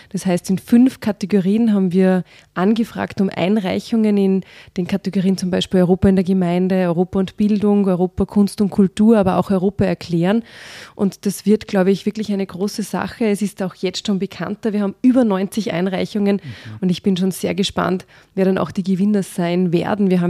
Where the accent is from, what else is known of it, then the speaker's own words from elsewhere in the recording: Salzburg, Austria; ich bin ja in Salzburg groß geworden und mhm. das ist ja direkt an der Grenze zu Deutschland